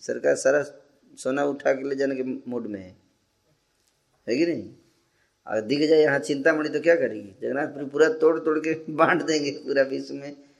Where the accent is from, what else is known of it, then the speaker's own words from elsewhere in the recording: Bihar, India; moved away; जब बचपन में हम लोग तो बिहार में थे